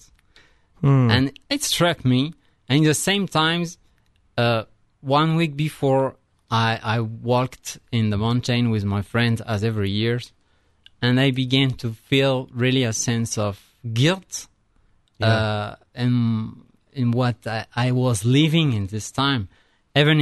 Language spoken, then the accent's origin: English; France; English is a second language; moved away as an adult; also born or lived in Italy; now in United States